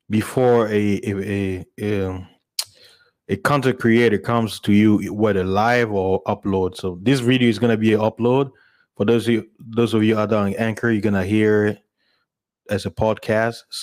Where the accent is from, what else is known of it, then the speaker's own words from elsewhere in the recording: DR Congo; also born or lived in South Africa / United States; I'm originally from Congo, South Africa, and American, you know.